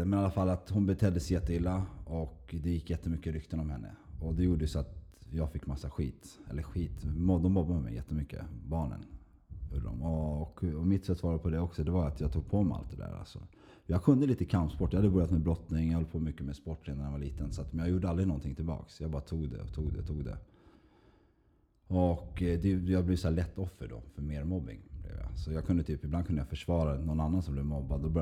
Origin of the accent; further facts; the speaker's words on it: Stockholm, Stockholm County, Sweden; born there; also born or lived in Uppsala / Skåne; Men jag är född i Stockholm och jag har sju syskon två äldre och fem yngre. Och, eh, jag föddes på Nacka sjukhus 1978 av en mor och far såklart.